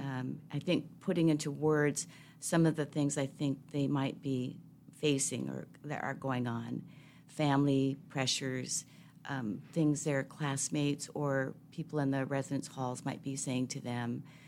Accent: Seattle, Washington, United States; I grew up, I'm a city kid, so I grew up in Seattle between Saint James Cathedral and Harborview Medical Center.

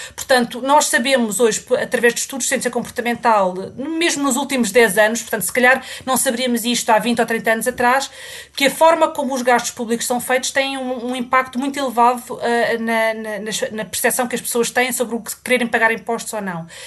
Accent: Portugal; moved away as an adult; now in United Kingdom; eu saí de Portugal uh, quando acabei, uh, pouco depois de ter acabado a faculdade

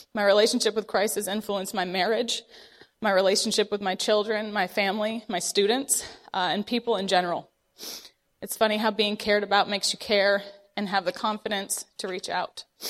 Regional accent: Vermont, United States; I grew up in Vermont

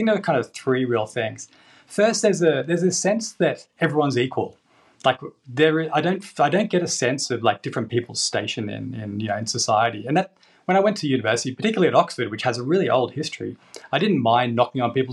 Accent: Australia; now in England; I'm from Australia

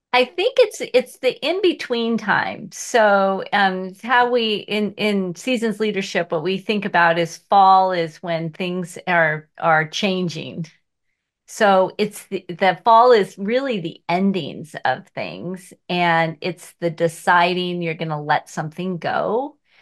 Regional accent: Seattle, Washington, United States; I was born in Seattle, and here I am, three miles from where I grew up

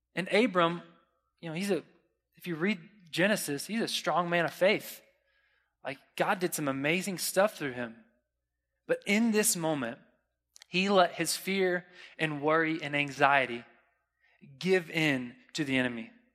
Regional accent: Florida, United States; I'm from Florida

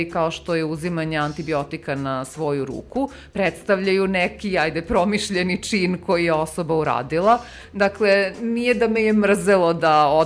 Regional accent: Serbia

